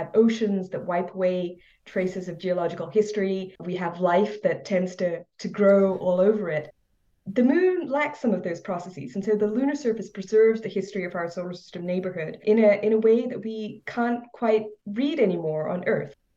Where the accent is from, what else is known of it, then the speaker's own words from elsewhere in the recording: India; now in Laurel, Maryland, United States; growing up in India